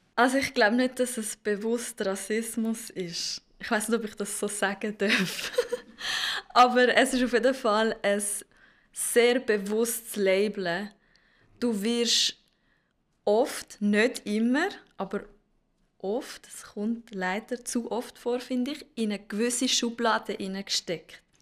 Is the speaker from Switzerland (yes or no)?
yes; Zurich, Switzerland; Ich bin geboren und aufgewachsen in Zürich